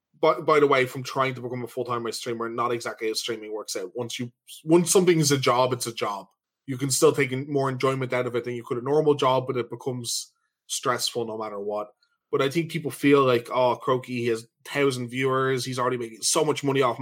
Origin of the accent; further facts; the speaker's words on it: Ireland; We're from Ireland